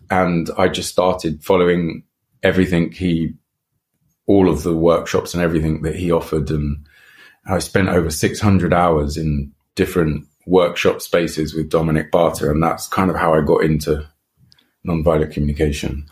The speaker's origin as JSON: {"language": "English", "region": "England", "country": "United Kingdom", "also_born_or_lived": "Brazil", "moved": "yes", "said": "I come from England, we talk in very monotone and quite like a low level"}